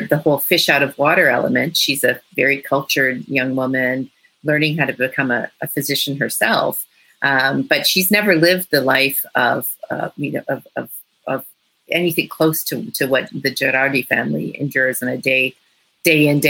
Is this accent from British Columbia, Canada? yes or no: no; Toronto, Ontario, Canada; I'm from Toronto